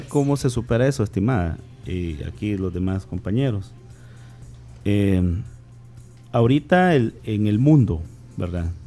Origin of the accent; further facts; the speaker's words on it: El Salvador; como salvadoreño